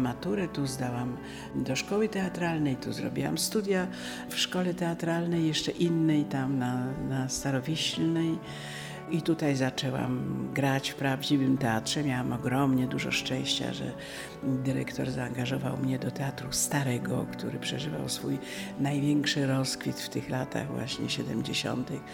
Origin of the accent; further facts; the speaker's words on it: Kraków, Lesser Poland, Poland; also born or lived in Stanisławów (Ivano-Frankivsk), Ukraine; Nie urodziłam się co prawda w Krakowie, ale swojego rodzinnego miasta nie pamiętam, bo to było na Kresach na wschodzie, urodziłam się w Stanisławowie